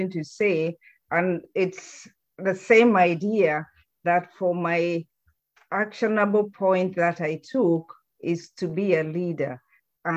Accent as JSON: {"language": "English", "country": "Kenya", "moved": "yes", "said": "we come from Kenya"}